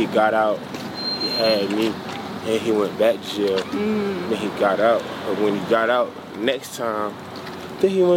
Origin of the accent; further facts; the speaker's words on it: Chicago, Illinois, United States; I was born and raised in Chicago